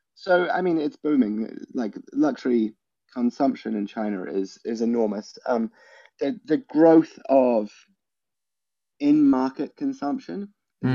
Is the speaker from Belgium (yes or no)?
no; New Zealand; moved away; growing up in New Zealand, where people are a little bit more blunt